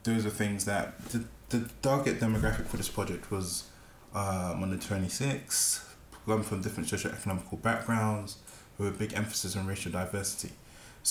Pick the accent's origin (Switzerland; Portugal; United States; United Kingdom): United Kingdom; London; growing up in Peckham